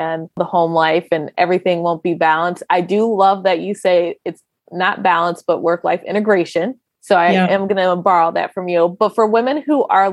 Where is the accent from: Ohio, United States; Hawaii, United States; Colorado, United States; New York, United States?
Ohio, United States; Cleveland; we're both from Cleveland